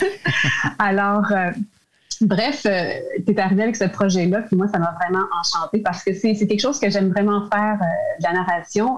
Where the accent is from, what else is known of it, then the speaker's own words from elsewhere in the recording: Shawinigan, Quebec, Canada; moved away as an adult; also born or lived in Trois-Rivières / Montreal; dans mon patelin natal, Shawinigan